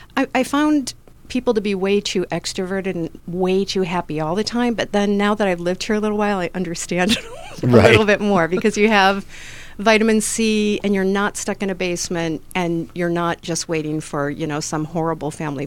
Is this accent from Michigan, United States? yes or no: yes; Detroit, Michigan, United States; I'm from Detroit.